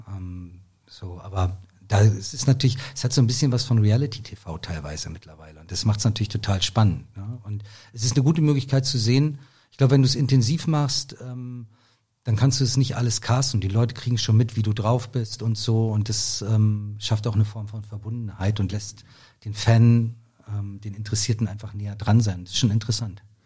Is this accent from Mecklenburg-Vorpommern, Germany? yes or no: yes; Rostock, Mecklenburg-Vorpommern, Germany; now in Berlin, Germany; ich bin, wie gesagt, in Rostock aufgewachsen, bin dann 1990 ähm, nach Berlin gekommen